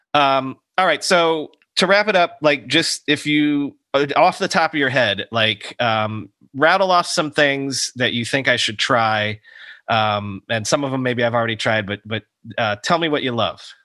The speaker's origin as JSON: {"language": "English", "town": "Fort Myers", "region": "Florida", "country": "United States", "tie": "born or raised there", "moved": "yes", "said": "I grew up in Fort Myers."}